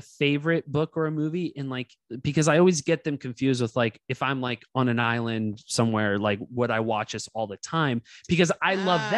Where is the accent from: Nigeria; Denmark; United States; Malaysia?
United States; Castro Valley, California; I grew up in Cache Valley, California. It was like in the Inner Bay area.